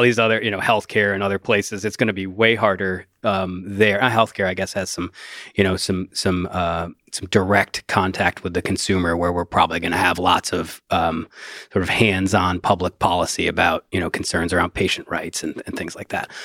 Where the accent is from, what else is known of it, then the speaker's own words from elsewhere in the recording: Rust Belt, United States; I grew up in the Rust Belt